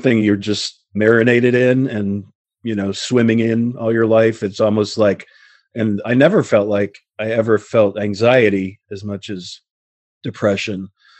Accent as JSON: {"language": "English", "town": "Queens", "region": "New York", "country": "United States", "tie": "born there", "said": "I was born in Queens in Booth Memorial Hospital, February 1966."}